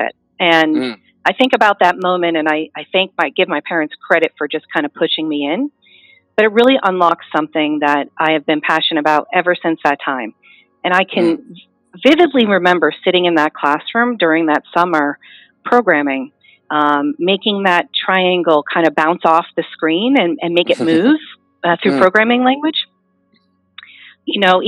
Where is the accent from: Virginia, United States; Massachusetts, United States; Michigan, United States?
Massachusetts, United States; South Dartmouth; I was born and raised in South Dartmouth, Massachusetts